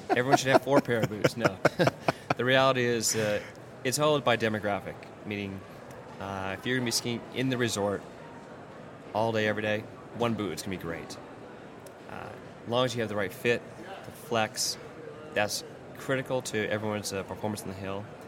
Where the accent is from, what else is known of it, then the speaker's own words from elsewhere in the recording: East Coast, United States; moved away as an adult; growing up in the East Coast, uh, for so many years ski racing